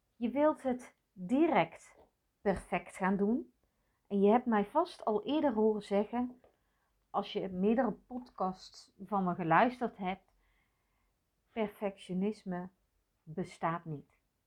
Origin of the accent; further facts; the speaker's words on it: North Brabant, Netherlands; meisje geboren in de jaren zeventig in katholiek Brabant